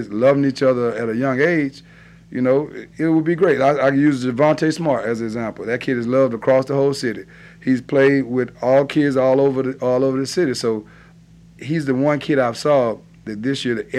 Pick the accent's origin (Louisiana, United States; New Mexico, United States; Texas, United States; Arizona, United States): Louisiana, United States; Baton Rouge; I'm from the Glen Oaks area